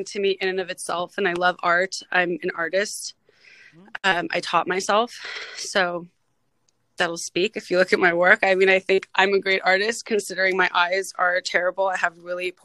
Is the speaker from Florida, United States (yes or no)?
no; Los Angeles, California, United States; I was born and raised in the San Fernando Valley in LA in the 80s and 90s